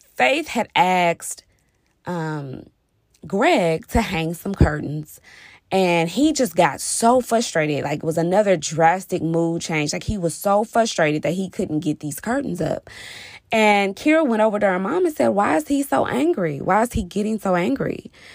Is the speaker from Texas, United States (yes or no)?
yes; Texas, United States; I'm from Texas